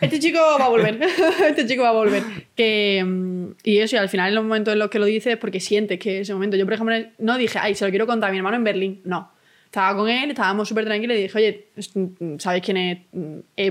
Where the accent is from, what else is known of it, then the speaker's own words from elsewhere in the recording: Málaga, Andalusia, Spain; Yo es que vengo del centro de Málaga